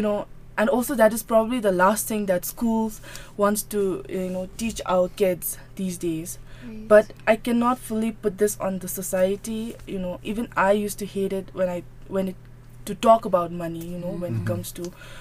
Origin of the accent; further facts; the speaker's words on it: Phuntsholing, Chukha, Bhutan; I was born and was, for the initial phase of my life, I was brought up in Finseling. So as all of you know, Finseling is the commercial hub of Bhutan